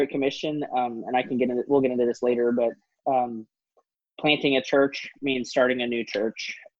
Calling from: Louisville, Kentucky, United States; also born or lived in Twin Falls, Idaho; I'm calling to you from Louisville, Kentucky, where we are just about to move to Twin Falls, Idaho in 3 weeks, less than 3 weeks.

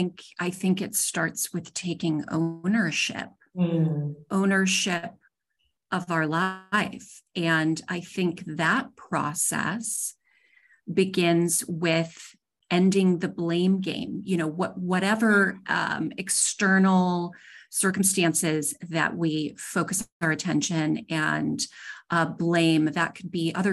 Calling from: Dallas, Texas, United States; I am coming from Dallas, Texas today.

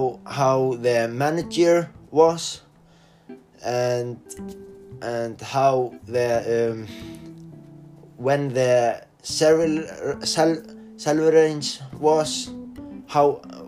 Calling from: Norway; I'm studying in Flensburg. I'm online from Norway, so the teacher is always like going and send me like emails and things like

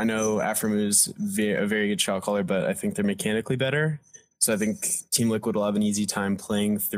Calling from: Denver, Colorado, United States; I'm calling in from Denver, Colorado.

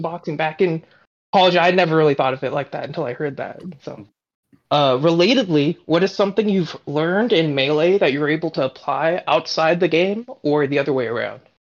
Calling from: Bay Area, California, United States; I'm calling in from the Bay Area, uh, Cali

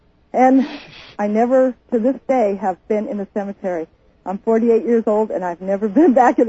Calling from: Houston, Alaska, United States; Houston, Alaska.

